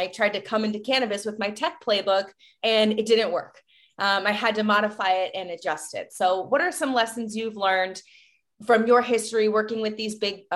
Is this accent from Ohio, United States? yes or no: yes; Cleveland, Ohio, United States; moved away; I'm from Cleveland, so I know the Rust Belt auto vibe as well.